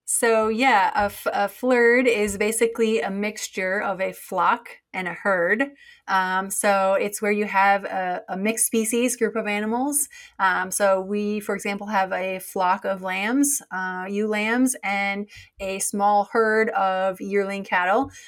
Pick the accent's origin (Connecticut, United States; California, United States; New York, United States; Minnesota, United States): Minnesota, United States; moved away as an adult; also born or lived in North Dakota / Kentucky / Australia; now in Maryland, United States; I'm actually from Minnesota originally